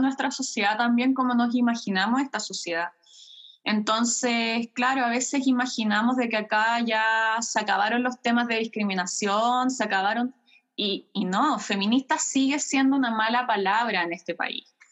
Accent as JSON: {"language": "Spanish", "country": "Chile", "tie": "born or raised there", "also_born_or_lived": "Germany", "moved": "as an adult", "lives_now": "Cologne, Germany", "said": "yo crecí con mi padre en Chile"}